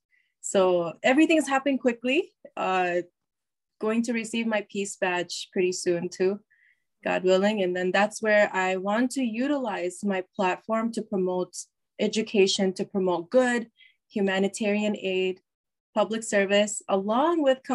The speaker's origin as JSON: {"language": "English", "town": "Chicago", "region": "Illinois", "country": "United States", "tie": "born or raised there", "said": "I was born in Chicago, Illinois, which is the Midwest, USA."}